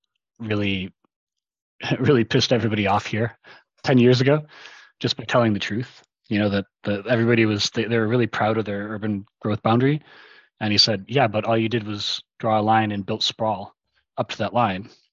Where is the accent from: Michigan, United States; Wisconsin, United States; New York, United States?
Michigan, United States; Detroit; moved away as an adult; also born or lived in Miami, Florida; now in Portland, United States; I'm from Detroit. Originally, well, Metro Detroit, which was a totally different world in the 80s and 90s when I grew up there than it is today